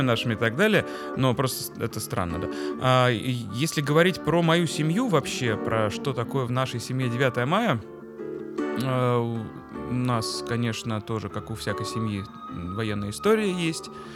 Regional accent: Moscow, Russia; мы так э, жили козырно прямо на Тверской улице

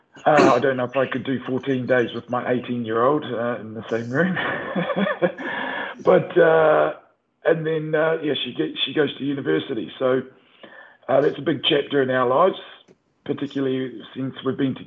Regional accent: New Plymouth, Taranaki, New Zealand; moved away as an adult; also born or lived in Ashburton, Canterbury, New Zealand / Palmerston North, New Zealand; now in United Arab Emirates; I was born in Ashburton, actually, just out of Christchurch. And then spent 9 years there, then moved up to New Plymouth. And spent the rest of my time there

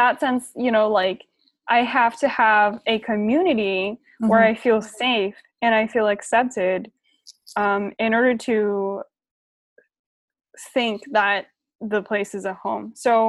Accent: Japan; I don't really have any doubt in saying that, like, I'm from Japan and Japan is my home.

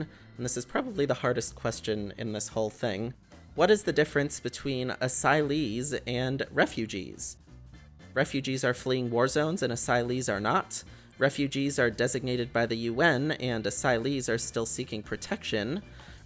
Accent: Danbury, Connecticut, United States; my hometown of Danbury, or the town I was born right next to where I live

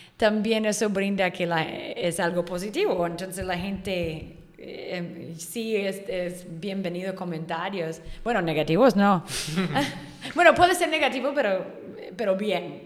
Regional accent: Chico, California, United States; moved away as an adult; now in Yucatán, Mexico; Yo soy de California, norte de California

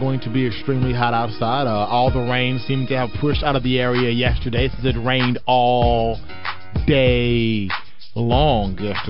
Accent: Mississippi, United States; I am from Mississippi

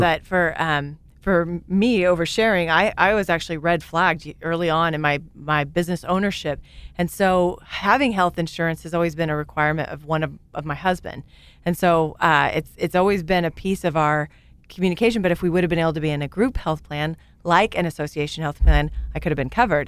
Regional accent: Great Bend, Kansas, United States; I grew up in Great Bend, Kansas.

